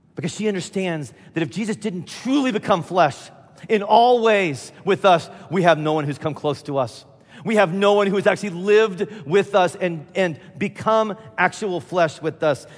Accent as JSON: {"language": "English", "region": "Midwest", "country": "United States", "said": "I'm from the Midwest"}